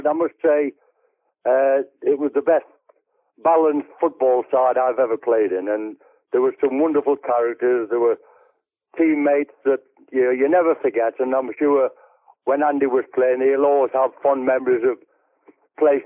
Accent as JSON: {"language": "English", "town": "West Auckland", "region": "North East England", "country": "United Kingdom", "tie": "born or raised there", "also_born_or_lived": "Barnard Castle", "moved": "as an adult", "said": "I'm about half an hour where I was brought up in West Auckland, but I was at school in Barnet Castle"}